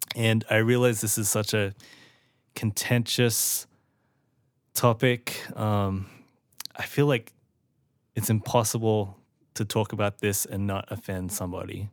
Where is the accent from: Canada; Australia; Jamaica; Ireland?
Australia; now in United States; I was born and raised in Australia and then grew up the rest of my life in America